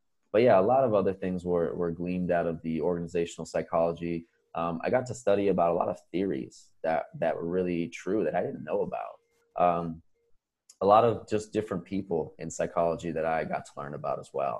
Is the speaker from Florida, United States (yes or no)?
yes; Florida, United States; moved away as an adult; also born or lived in Boston; I was born in Florida.